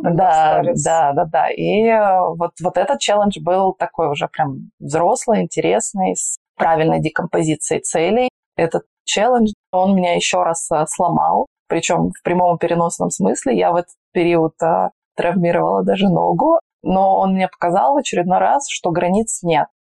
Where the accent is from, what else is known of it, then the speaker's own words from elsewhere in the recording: Magnitogorsk, Chelyabinsk Oblast, Russia; moved away as an adult; also born or lived in Sochi; Я стала пиарщиком на горнолыжном курорте у себя на Урале. Я родилась в Магнитогорске, Челябинская область